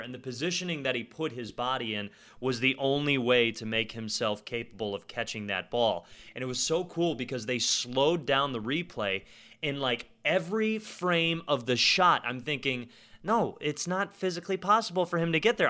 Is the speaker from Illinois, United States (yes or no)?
yes; Chicago, Illinois, United States; I grew up on the South Side